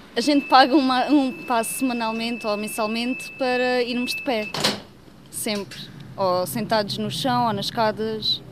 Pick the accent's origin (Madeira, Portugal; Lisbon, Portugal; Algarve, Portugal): Algarve, Portugal; Aljezur; Como eu não sou de Lagos, sou de Aljuro